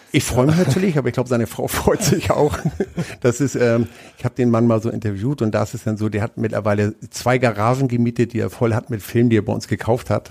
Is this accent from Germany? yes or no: yes; Hamburg, Germany; moved away as an adult; also born or lived in Lübeck; now in Nuremberg, Germany; ich komme ursprünglich aus Lübeck, bin aber in Hamburg groß geworden